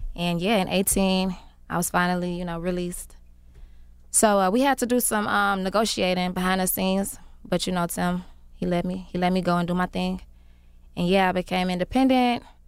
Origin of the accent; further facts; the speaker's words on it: Chicago, Illinois, United States; I've been making music for a long time. I'm from Chicago